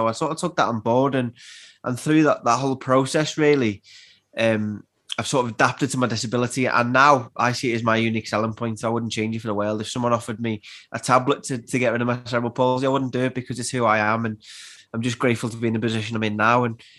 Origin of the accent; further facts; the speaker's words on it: Liverpool, North West England, United Kingdom; also born or lived in Widnes; I'm from Anfield originally. We moved around different places in Liverpool. And at the age of 10, we moved to a place called Widnes, which is just outside Liverpool.